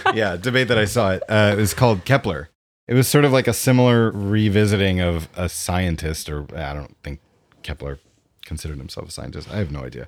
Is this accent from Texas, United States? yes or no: no; Westchester, New York, United States; I grew up in Westchester, New York